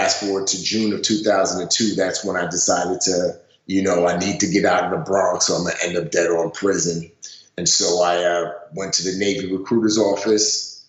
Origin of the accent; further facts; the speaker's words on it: Nigeria; born there; Yeah, so I was born in Nigeria into a very wealthy family.